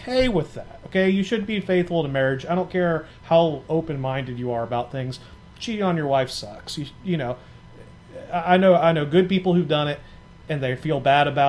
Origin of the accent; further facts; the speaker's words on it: Atlanta, Georgia, United States; moved away; I'm from Atlanta originally